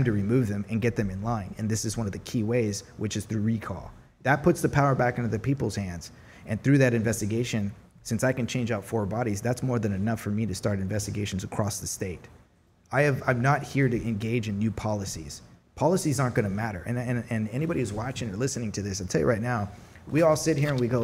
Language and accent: English; United States; I'm God-fearing and I'm an American